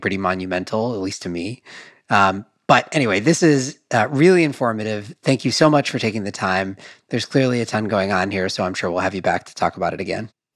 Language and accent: English; Madison, Wisconsin, United States; I grew up in Wisconsin, Madison, Wisconsin